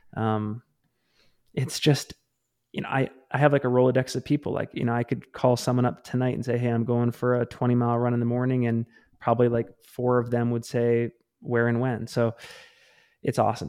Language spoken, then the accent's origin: English; Maine, United States; now in Salt Lake City, United States; I grew up in Maine